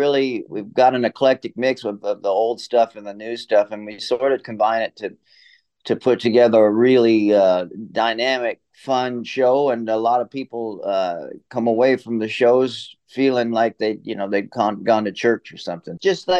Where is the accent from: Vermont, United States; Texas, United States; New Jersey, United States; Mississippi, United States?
Texas, United States; Austin; also born or lived in Hawaii; I was born in Austin and grew up on the ranch there, but also going back and forth on the road the whole time.